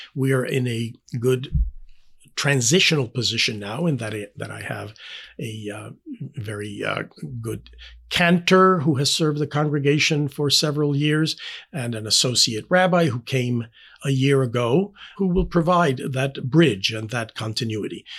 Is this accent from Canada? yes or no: no; Panama; English is a second language; moved away as an adult; now in Indianapolis, United States; I was born and raised in Panama.